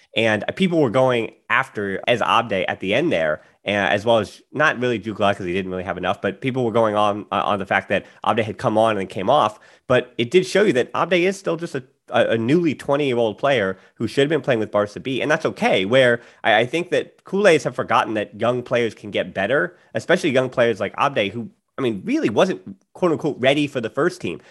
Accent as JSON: {"language": "English", "country": "United States", "said": "as an American, I'm a little biased"}